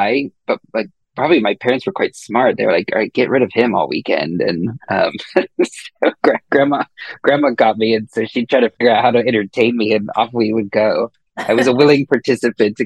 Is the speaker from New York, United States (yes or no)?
no; Denver, Colorado, United States; I grew up in Denver, Colorado, out in the suburbs.